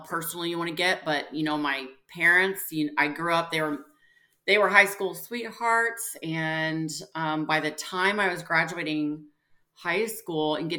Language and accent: English; Springfield, Missouri, United States; also born or lived in St. Louis, Missouri; now in Kansas City, United States; I grew up in actually Springfield, Missouri